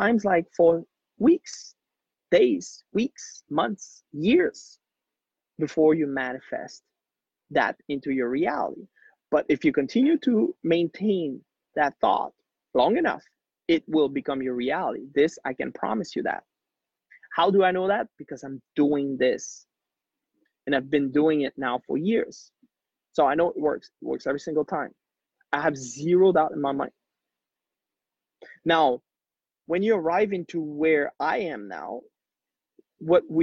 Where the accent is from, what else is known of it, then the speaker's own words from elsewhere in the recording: Quebec, Canada; first language French; English is a second language; moved away as an adult; also born or lived in Haiti; now in Mexico; I'm born in Haiti, poorest country in the world, grew up in Quebec, Canada